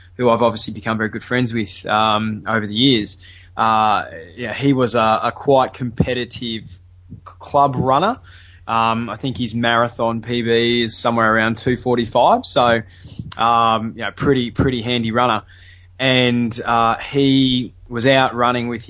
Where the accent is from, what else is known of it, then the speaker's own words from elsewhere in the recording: Brisbane, Queensland, Australia; I grew up on Boondall on the north side of Brisbane